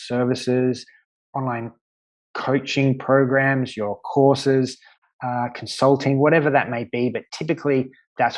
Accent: Australia; moved away as an adult; now in Malta; growing up in Australia

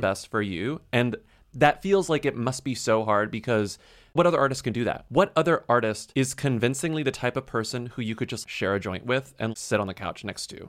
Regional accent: Texas, United States; moved away as an adult; also born or lived in San Antonio, Texas / Austin, Texas; now in New York, United States; as a Texan

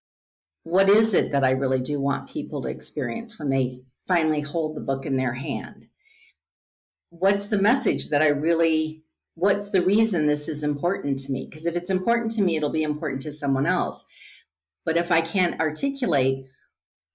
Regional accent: Midwest, United States; growing up in the Midwest

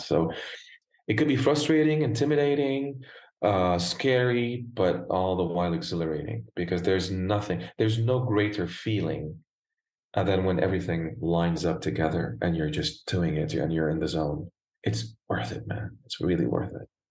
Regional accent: Beirut, Beirut Governorate, Lebanon; accent: American; moved away as an adult; also born or lived in Germany / Italy; now in United States; So I was born and raised in Lebanon, in Beirut, Lebanon

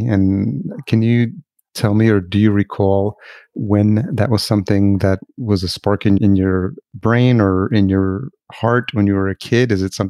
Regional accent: Yonkers, New York, United States; moved away as an adult; also born or lived in Los Angeles; now in Minneapolis, United States; I grew up in Yonkers, just outside the city, and I've lived in this, I've lived in the East Village. I've lived in Brooklyn and Lower East Side. So home is currently Minneapolis, but I consider myself a New Yorker at heart. I left in 2014

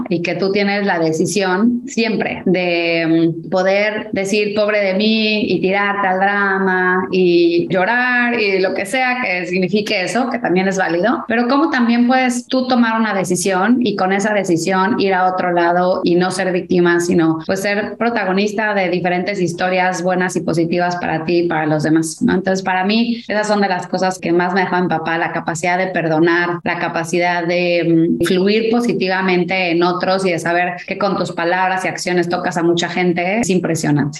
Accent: Mexico; now in United States; yo siento que sí soy mexicana, pero me siento más ciudadana del mundo

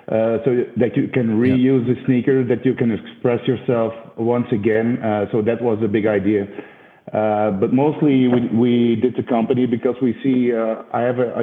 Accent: Belgium; I'm from Belgium.

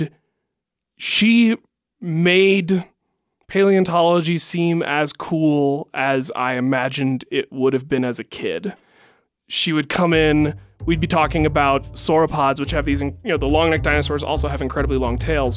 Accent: West Virginia, United States; moved away as an adult; also born or lived in California; growing up in West Virginia, you had to believe something

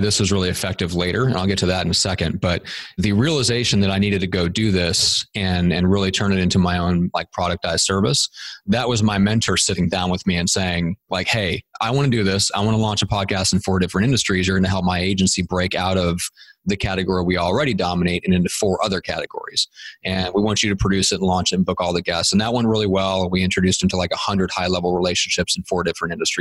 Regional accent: Nebraska, United States; moved away as an adult; now in San Diego, United States; we're both from my hometown in Nebraska.

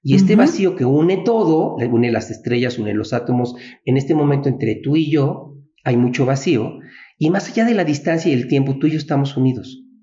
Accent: Mexico; así somos los mexicanos

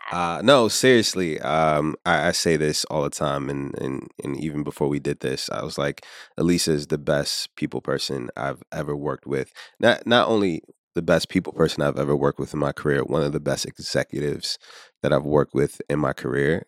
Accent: Richmond, Virginia, United States; now in New York, United States; I'm originally from Richmond, Virginia, and somehow made my way here to, uh, New York.

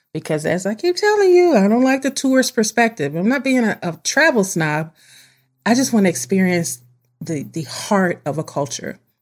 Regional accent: United States; I'm an American girl, one hundred percent. I was born in this country, raised in this country, and we go back generations in this country

